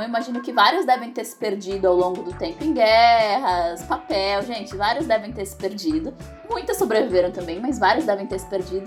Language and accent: Portuguese; São Paulo, Brazil; eu sou de São Paulo